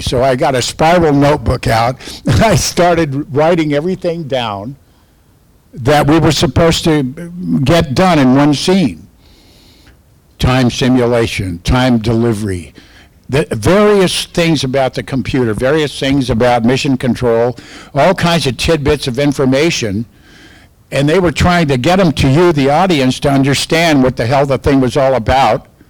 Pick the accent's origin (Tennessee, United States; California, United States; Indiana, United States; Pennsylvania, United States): California, United States; I'm from California